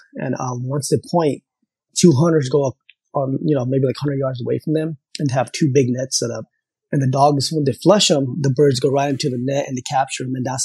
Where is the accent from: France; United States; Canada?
United States; Southern California; also born or lived in Pakistan; growing up in California is such a melting pot of diversity of ethnicity.